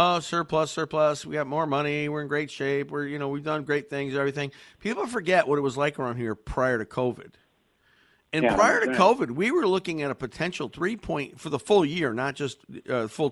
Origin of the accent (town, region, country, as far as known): Connecticut, United States